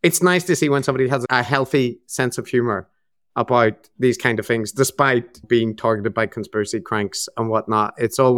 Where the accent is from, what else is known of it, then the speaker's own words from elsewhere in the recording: Northern Ireland, United Kingdom; now in Japan; I'm in Japan. I'm from Northern Ireland.